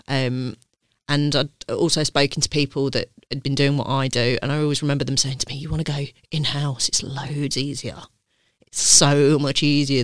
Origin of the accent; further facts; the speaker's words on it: Leicester, East Midlands, United Kingdom; accent: southern twang; I grew up in Leicester